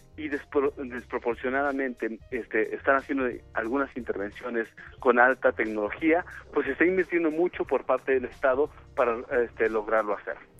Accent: Mexico

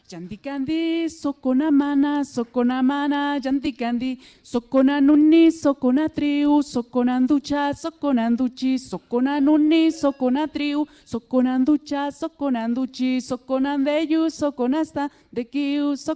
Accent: San Miguel el Grande, Oaxaca, Mexico; first language Mixtec; Spanish is a second language; Villa Guadalupe Victoria, San Miguel el Grande, Tlajiaco, el estado de Oaxaca. Ah, Sí, es una comunidad muy aislada y es hace muchísimo frío

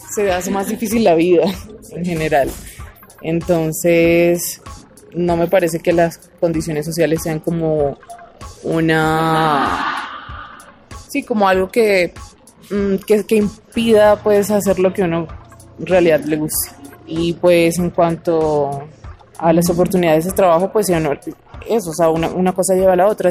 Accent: Lanús, Buenos Aires Province, Argentina

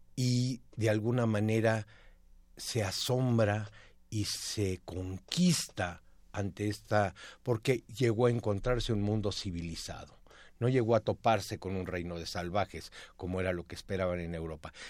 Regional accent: Mexico; como mexicanos

